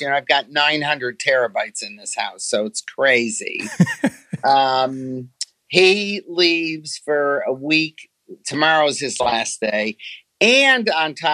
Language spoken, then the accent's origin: English; Detroit, Michigan, United States; I was born in Detroit